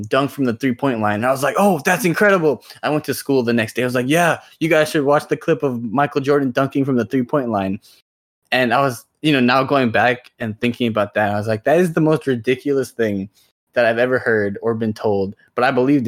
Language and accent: English; India; moved away; I grew up in India. I'm like, you know, Indian